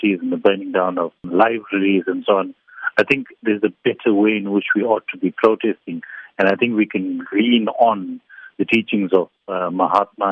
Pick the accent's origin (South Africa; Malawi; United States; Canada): South Africa; the way in which we look at ourselves as South African